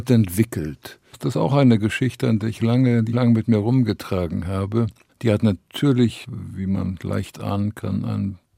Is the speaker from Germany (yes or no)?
yes; Genthin, Saxony-Anhalt, Germany; born there; Ploto ist immer mein Geburtsort, Gentin.